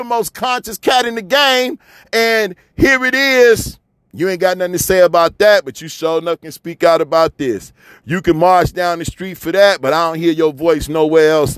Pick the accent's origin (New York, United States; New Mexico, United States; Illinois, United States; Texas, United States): Illinois, United States; Chicago; moved away; I'm from Chicago